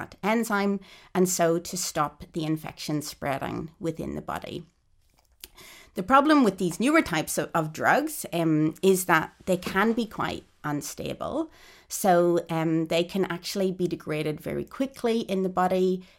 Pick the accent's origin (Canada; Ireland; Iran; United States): Ireland; now in Australia; In fact, when I emigrated to Australia in 2006 from Ireland, I had to undergo a chest x-ray to prove that I wasn't infected with TB.